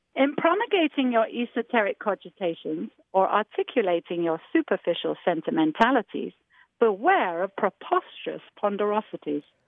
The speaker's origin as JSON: {"language": "English", "region": "England", "country": "United Kingdom", "accent": "English English", "moved": "yes", "lives_now": "Mammoth Lakes, United States", "said": "my English English accent"}